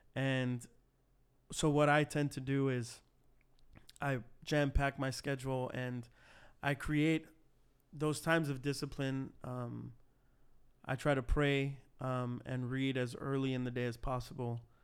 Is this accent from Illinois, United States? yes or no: yes; Cicero, Illinois, United States; start a church plant in my hometown of Cicero